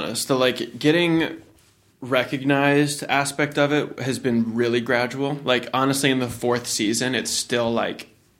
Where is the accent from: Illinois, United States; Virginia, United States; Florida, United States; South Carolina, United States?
Virginia, United States; Norfolk; when I grew up in Norfolk, Virginia, Beach, Virginia